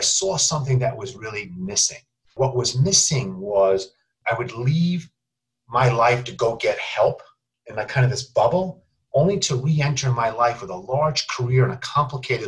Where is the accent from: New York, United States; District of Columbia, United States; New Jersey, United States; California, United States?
New York, United States; I grew up in New York